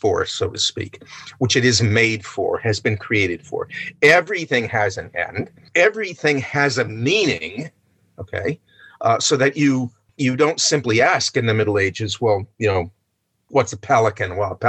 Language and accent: English; New Jersey, United States; New York, yes, I'm from New Jersey.